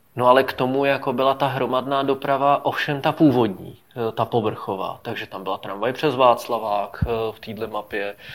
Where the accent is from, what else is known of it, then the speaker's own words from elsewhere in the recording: Prague, Czechia; u nás na Venici